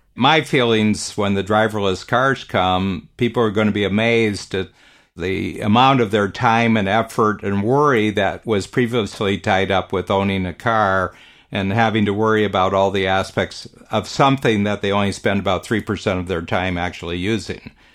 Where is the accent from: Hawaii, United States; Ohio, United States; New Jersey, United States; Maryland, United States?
Ohio, United States; Northern; now in Canada; I grew up in Northern Ohio, farm country